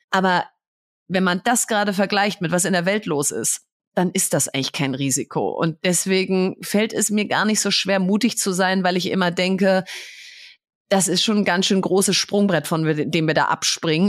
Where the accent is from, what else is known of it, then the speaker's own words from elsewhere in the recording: Bielefeld, North Rhine-Westphalia, Germany; now in Berlin, Germany; Ich bin in Bielefeld im Prinzip in der Fußgängerzone aufgewachsen